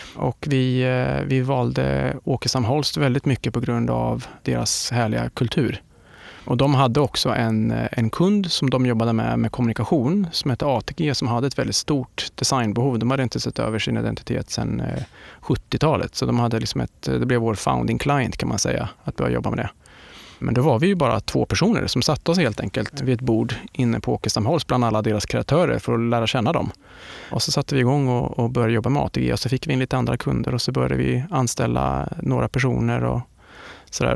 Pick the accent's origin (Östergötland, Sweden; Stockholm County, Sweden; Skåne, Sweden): Östergötland, Sweden; Linköping; i skogarna utanför Linköping där jag kommer ifrån